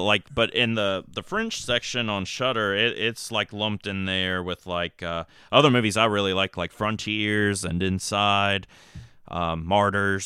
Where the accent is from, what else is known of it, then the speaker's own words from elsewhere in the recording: Mount Airy, North Carolina, United States; I grew up in Mount Airy